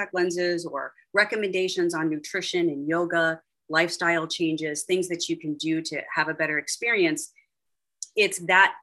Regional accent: Pittsburgh, Pennsylvania, United States; moved away; I'm from Pittsburgh originally.

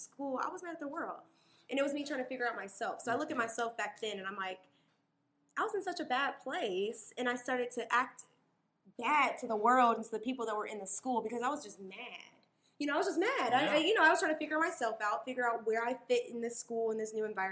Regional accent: Little Rock, Arkansas, United States; I'm from Little Rock, Arkansas

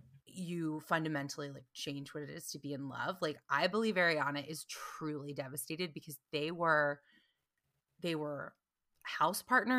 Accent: North Carolina, United States; moved away; also born or lived in New York; I'm from North Carolina, but I lived in New York for almost as long as I lived in North Carolina.

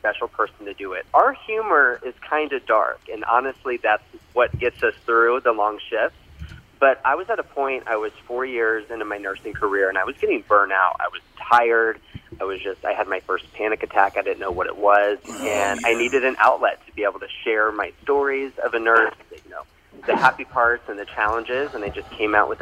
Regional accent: Orlando, Florida, United States; moved away as an adult; also born or lived in Texas / Seattle / South Carolina; I'm originally from Orlando, Florida

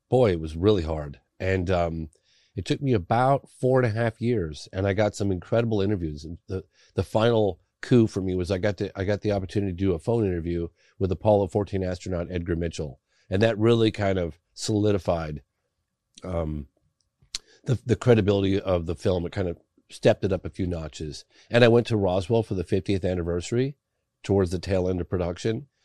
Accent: England, United Kingdom; born there; because I was born in England, he had members of my family writing letters

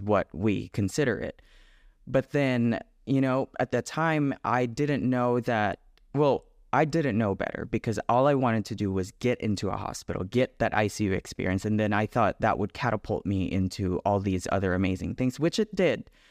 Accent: Philippines; moved away as an adult; now in United States; I was born and raised in the Philippines. I moved here when I was nineteen.

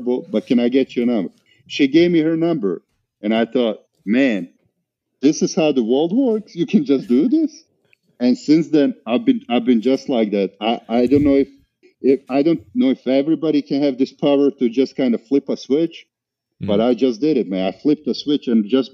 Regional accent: Montenegro; moved away as an adult; also born or lived in Bosnia; now in Atlanta, United States; We literally went on vacation to my father's country of Montenegro

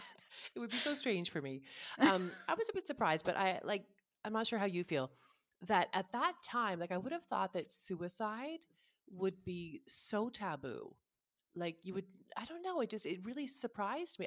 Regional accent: Canada; also born or lived in Ottawa; we're just Canadian

